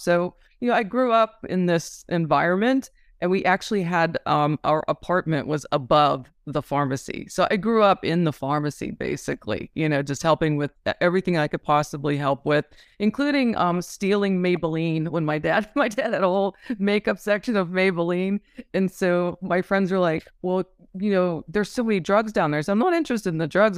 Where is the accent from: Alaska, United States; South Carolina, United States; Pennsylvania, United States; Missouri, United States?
Pennsylvania, United States; Pittsburgh; moved away as an adult; also born or lived in Italy / Philadelphia; now in San Diego, United States; I grew up in Pittsburgh mainly